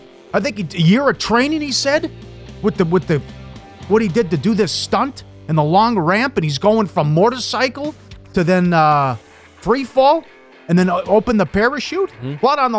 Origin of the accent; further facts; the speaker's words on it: Minnesota, United States; moved away as an adult; I grew up in Minnesota. No more. When I moved, I was 21 years old.